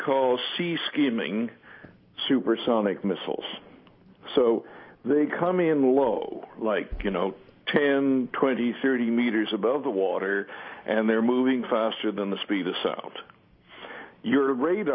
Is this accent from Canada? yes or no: yes; Canada; now in United Kingdom; I'm a British citizen and I live here, but I grew up in Canada